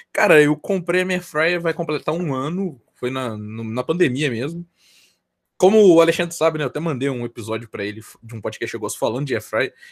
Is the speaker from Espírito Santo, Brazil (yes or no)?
no; Minas Gerais, Brazil; eu nem sou carioca e nem paulistano, eu sou, eu sou mineiro, tá ligado?